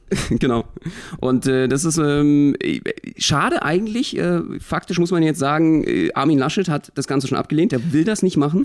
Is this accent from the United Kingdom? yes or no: no; Berlin, Germany; Ich als Berliner, als Ursprungsberliner